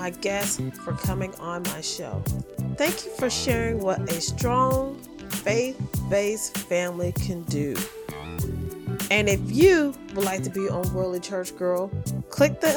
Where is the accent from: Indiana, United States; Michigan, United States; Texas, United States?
Indiana, United States; Indianapolis; I'm from Indianapolis, born and raised